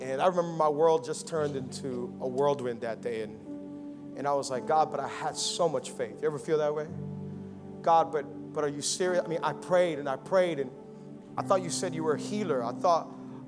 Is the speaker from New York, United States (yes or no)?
no; Miami, Florida, United States; I was born and raised here in Miami